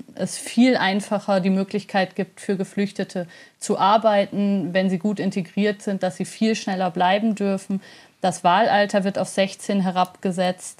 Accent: Germany; now in Switzerland; Ich bin ja Deutsche und Schweizerin und habe die letzten Jahre in der Schweiz gelebt

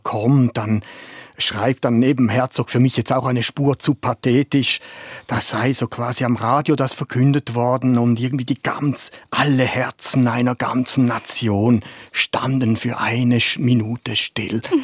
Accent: Germany; als Deutscher

